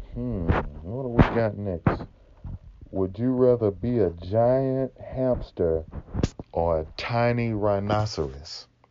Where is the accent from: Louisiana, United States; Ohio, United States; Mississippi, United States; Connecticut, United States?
Mississippi, United States; accent: Mississippi; also born or lived in California; I got this, you know, real Mississippi accent